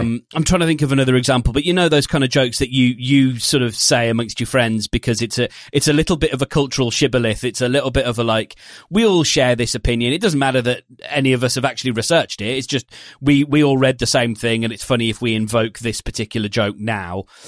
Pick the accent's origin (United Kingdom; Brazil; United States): United Kingdom; we're British